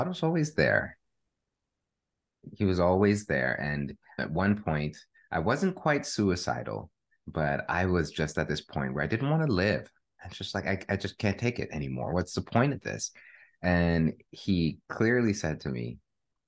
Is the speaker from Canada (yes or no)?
yes; Canada; I am a Canadian born to Jamaican parents